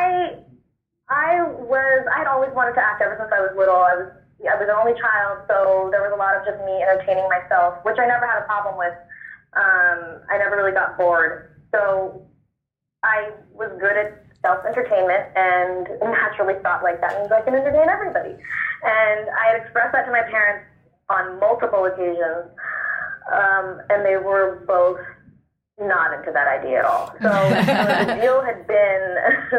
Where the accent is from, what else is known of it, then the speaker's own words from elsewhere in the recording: Oakland, California, United States; moved away as an adult; also born or lived in New York; now in Los Angeles, United States; I moved to New York because I'm from Oakland. I started off in Oakland, moved to New York, and then did the move to LA a few years ago